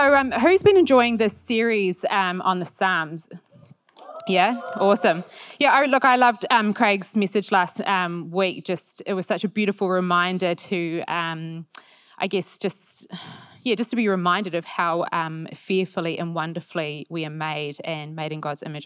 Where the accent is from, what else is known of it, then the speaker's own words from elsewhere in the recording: New Zealand; being a Kiwi